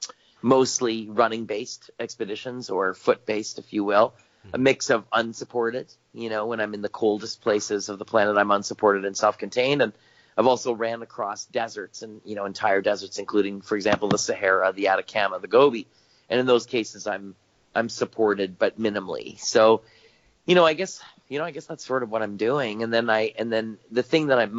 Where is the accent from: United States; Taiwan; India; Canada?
Canada; I'm Canadian. I live up here in Canada